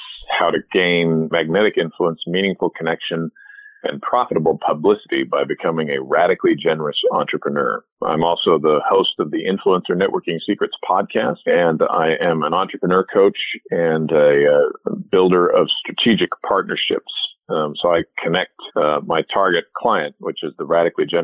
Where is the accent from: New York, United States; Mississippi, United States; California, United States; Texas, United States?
California, United States; Southern; also born or lived in Edmonton, Alberta, Canada / Los Angeles; grew up in Southern California